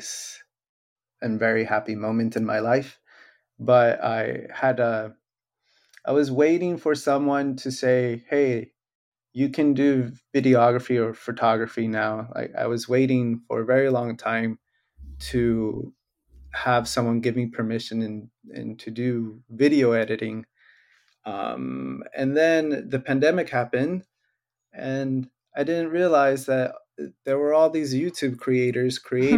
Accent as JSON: {"language": "English", "town": "Hollister", "region": "California", "country": "United States", "tie": "born or raised there", "also_born_or_lived": "Riverside, California", "said": "I'm born and raised in Hollister"}